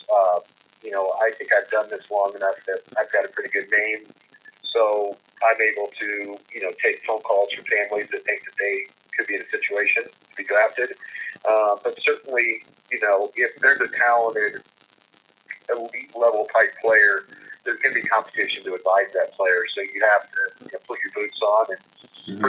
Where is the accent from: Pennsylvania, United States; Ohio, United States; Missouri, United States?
Missouri, United States; Kansas City; also born or lived in Southern California / Los Angeles; I grew up in Kansas City